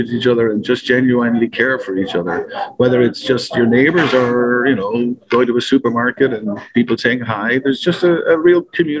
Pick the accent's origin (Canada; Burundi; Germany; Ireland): Ireland; Dublin, Leinster; moved away as an adult; also born or lived in Las Vegas, United States; now in Buffalo, United States; I was born and raised in Dublin